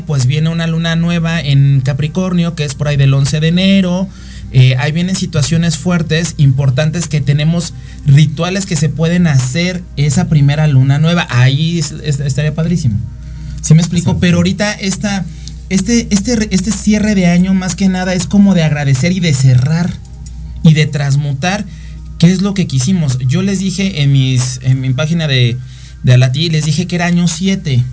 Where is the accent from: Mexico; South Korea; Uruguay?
Mexico; yo soy costeño, yo soy de tierra caliente